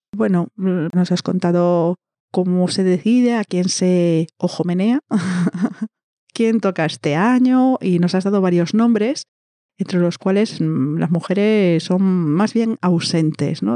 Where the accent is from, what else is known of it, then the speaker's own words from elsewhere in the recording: Galicia, Spain; somos de la misma provincia, es que es todo tan. somos del mismo sitio, somos vecinas.